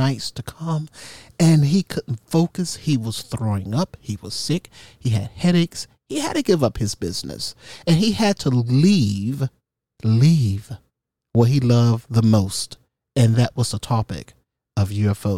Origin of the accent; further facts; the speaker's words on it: United States; I was from America